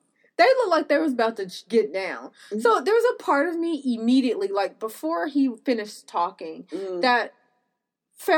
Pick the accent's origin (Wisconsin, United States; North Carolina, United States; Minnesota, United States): North Carolina, United States; I'm from North Carolina